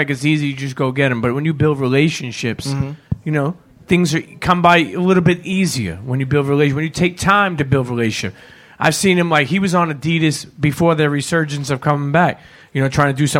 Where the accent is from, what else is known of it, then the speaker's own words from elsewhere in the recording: New York City, New York, United States; moved away as an adult; now in Atlanta, United States; Growing up in New York City